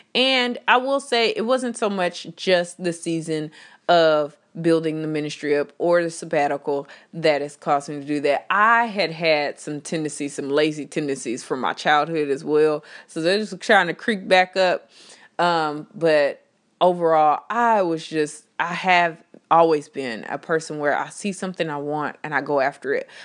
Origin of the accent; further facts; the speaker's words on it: Texas, United States; I am from Texas.